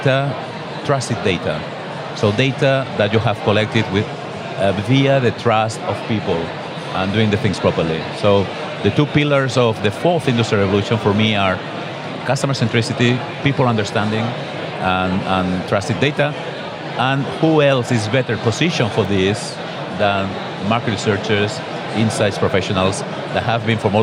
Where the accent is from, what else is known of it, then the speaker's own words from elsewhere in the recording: Barcelona, Catalonia, Spain; I am a guy from Barcelona